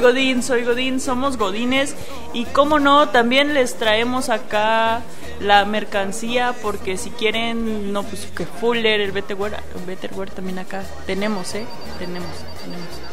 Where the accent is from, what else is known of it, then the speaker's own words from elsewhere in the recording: Mexico; also born or lived in Chihuahua, Mexico; no somos de la Ciudad de México, somos orgullosamente provincianos